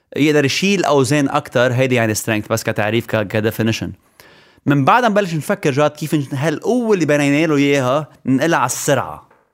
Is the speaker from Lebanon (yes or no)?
yes; Lebanon; moved away as an adult; انا لبناني 100%